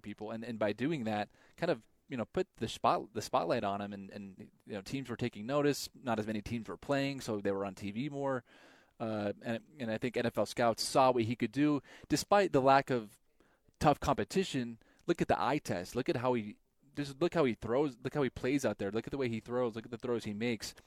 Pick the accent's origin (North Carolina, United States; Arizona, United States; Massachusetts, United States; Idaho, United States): Idaho, United States; I grew up in Idaho